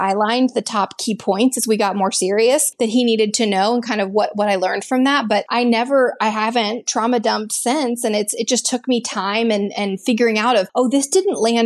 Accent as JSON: {"language": "English", "region": "Texas", "country": "United States", "tie": "born or raised there", "also_born_or_lived": "Boston / Los Angeles area", "moved": "as an adult", "lives_now": "Los Angeles, United States", "said": "growing up in Texas"}